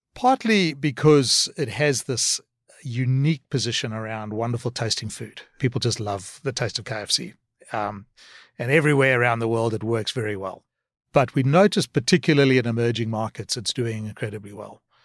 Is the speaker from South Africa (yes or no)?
yes; South Africa; moved away as an adult; also born or lived in Cape Town / Australia / Singapore / United States; born in South Africa, um, and moved to Australia when I was about twenty-six years old.